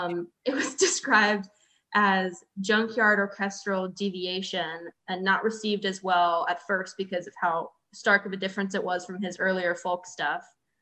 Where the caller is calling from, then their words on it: Orlando, Florida, United States; I'm calling in from Orlando today.